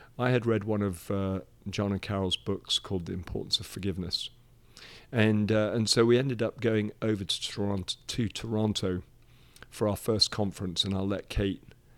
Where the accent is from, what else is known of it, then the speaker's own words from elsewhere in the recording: Nigeria; moved away as an adult; So I was born in Nigeria in West Africa and lived there for 18 years. Called that home.